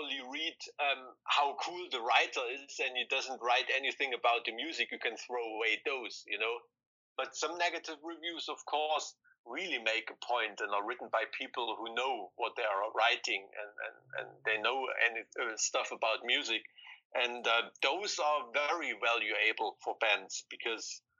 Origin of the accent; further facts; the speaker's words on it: East Germany, Germany; we're from East Germany. We grew up behind the Iron Curtain